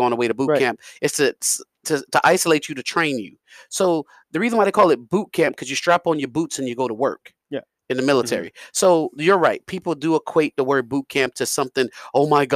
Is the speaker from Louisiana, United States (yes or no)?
yes; Acadiana, Louisiana, United States; we all from Acadiana